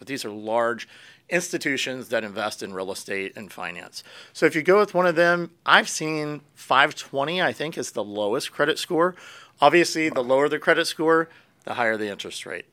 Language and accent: English; Pennsylvania, United States; now in Florida, United States; I grew up in Pennsylvania